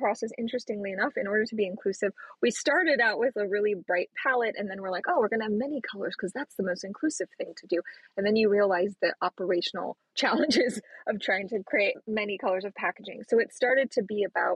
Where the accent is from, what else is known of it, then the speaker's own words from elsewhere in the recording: New Mexico, United States; I was born in New Mexico